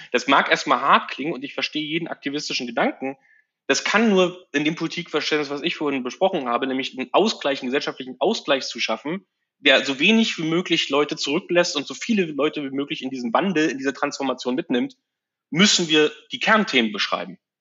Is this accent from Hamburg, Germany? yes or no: no; Frankfurt, Brandenburg, Germany; moved away as an adult; Ich bin geboren in Frankfurt oder 81 und bin einen Tag nach meinem Abitur 2001 weggezogen